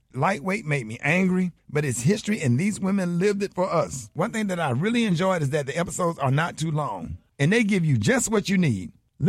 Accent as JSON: {"language": "English", "town": "Birmingham", "region": "Alabama", "country": "United States", "said": "Now, you know I'm from Birmingham, Alabama, so I'm always intrigued with historical events that have happened in my state."}